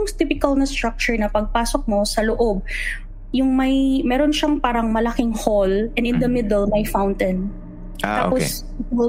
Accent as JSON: {"language": "Tagalog", "town": "Cebu City", "region": "Central Visayas", "country": "Philippines", "moved": "yes", "lives_now": "Dubai, United Arab Emirates", "said": "Oo, taga Guadalupe ako sa city mismo ng Cebu. Mm. But uh, in terms of like uh, family side, uh, my maternal side, yung mom side ko, they're based in Bulacan in Malolos."}